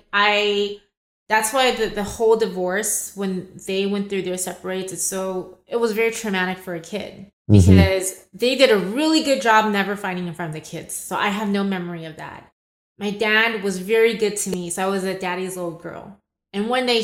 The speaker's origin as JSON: {"language": "English", "country": "Taiwan", "tie": "born or raised there", "also_born_or_lived": "Los Angeles, United States", "moved": "yes", "said": "the beauty of me growing up in Asia is I'm bilingual"}